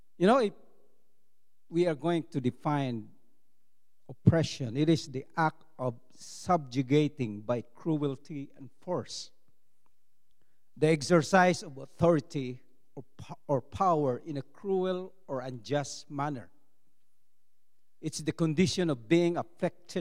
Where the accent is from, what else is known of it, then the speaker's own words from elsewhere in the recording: Philippines; English is a second language; as a Filipino